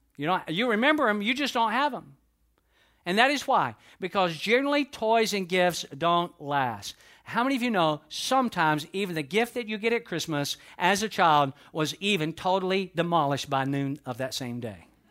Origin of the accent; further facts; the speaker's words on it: United States; I was born within the, uh, continental United States, therefore I, I, I'm an American